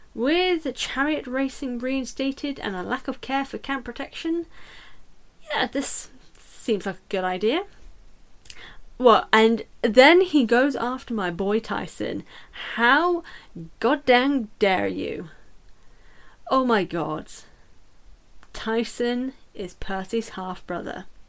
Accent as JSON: {"language": "English", "country": "United Kingdom", "said": "I'm British as well"}